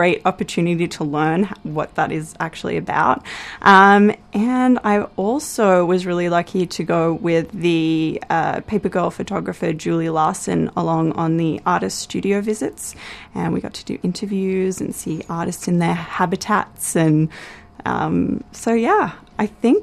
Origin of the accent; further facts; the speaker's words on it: Australia; moved away as an adult; now in Vancouver, Canada; I'm obviously Australian